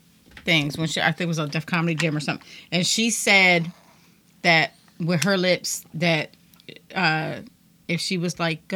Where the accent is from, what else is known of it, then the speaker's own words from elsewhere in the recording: Trenton, New Jersey, United States; we're both from Trenton.